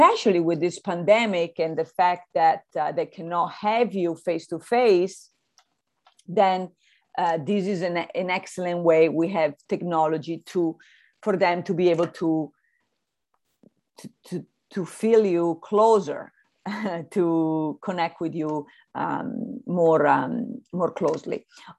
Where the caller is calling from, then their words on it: Santa Barbara, California, United States; Well, I'm connecting from Santa Barbara by the zoo.